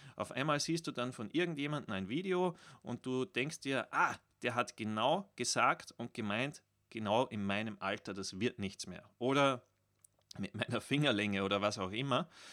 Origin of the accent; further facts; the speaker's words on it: Austria; als Österreicher